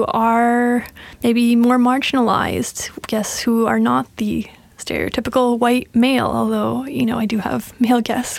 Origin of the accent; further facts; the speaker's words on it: Montreal, Quebec, Canada; I'm from Montreal.